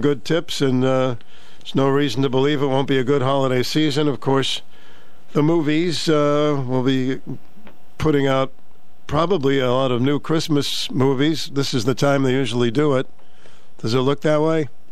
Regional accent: Boston, Massachusetts, United States; we grew up in Mattapan, Mass

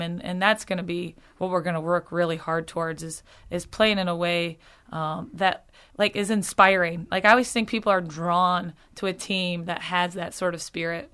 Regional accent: Okemos, Michigan, United States; moved away as an adult; born and raised, family here, um, a wonderful place to grow up

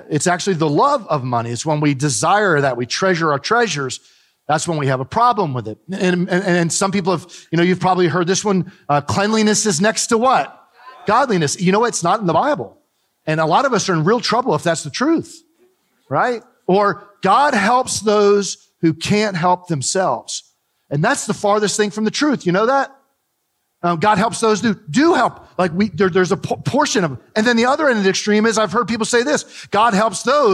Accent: New Jersey, United States; Growing up in New Jersey, we had the beach real close to us

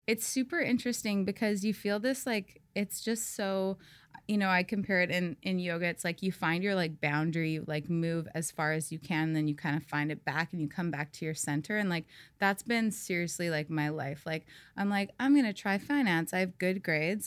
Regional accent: Saskatoon, Saskatchewan, Canada; now in Tofino, Canada; I grew up in Saskatchewan, um, the middle of Canada.

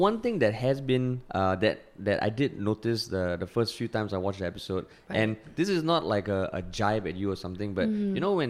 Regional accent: Singapore; And it has affected the way I talk as well, but I think you can still tell I'm Singaporean.

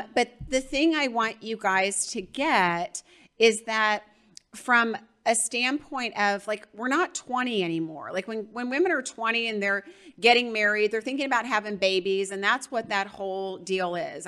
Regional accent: Georgia, United States; I'm from Georgia

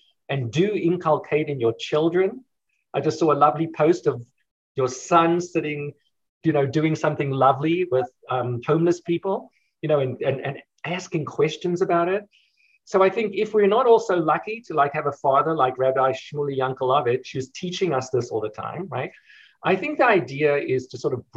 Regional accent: South Africa; now in United States; in South Africa, actually my home country

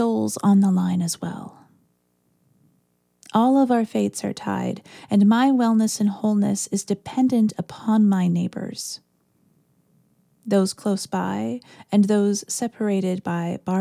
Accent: Orillia, Ontario, Canada; I grew up near Orillia, Ontario, which has a population of about 30,000

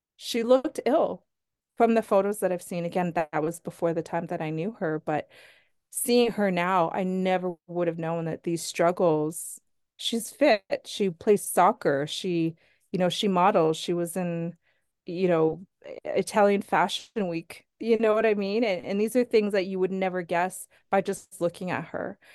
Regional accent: Sherwood Park, Alberta, Canada; I grew up in Sherwood Park.

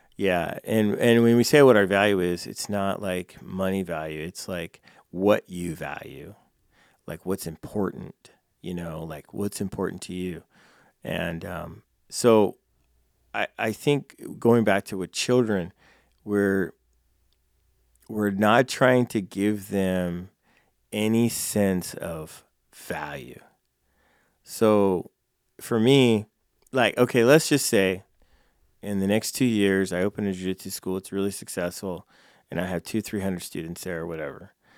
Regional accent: California, United States; moved away as an adult; now in Council Bluffs, United States; I'm from California

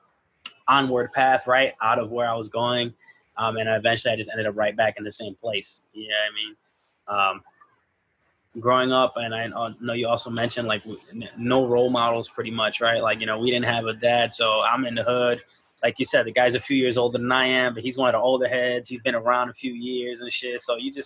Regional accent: Chicago, Illinois, United States; I'm from Homer Park, so it was all, you know, insanes and maniacs

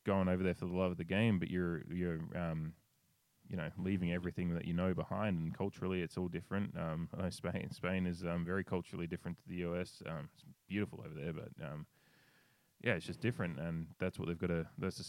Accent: Australia; as an Australian

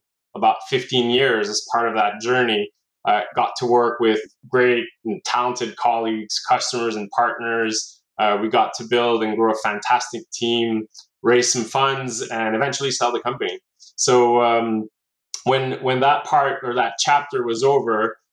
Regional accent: Montreal, Quebec, Canada; Was born and raised in Montreal

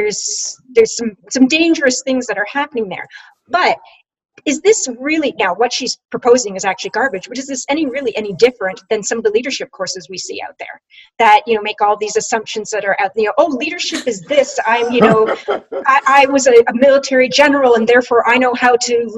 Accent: Canada; I'm Canadian

